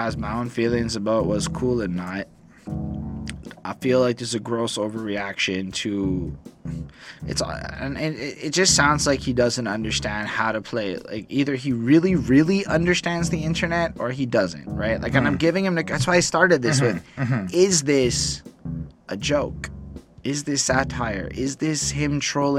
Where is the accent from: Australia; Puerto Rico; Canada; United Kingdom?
Canada; I'm a Canadian person. I am Canadian